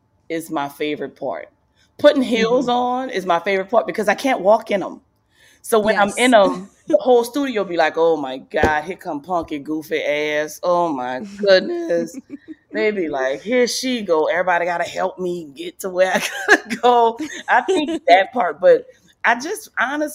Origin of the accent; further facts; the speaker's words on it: New Orleans, Louisiana, United States; moved away; I grew up in New Orleans, and New Orleans is a huge football city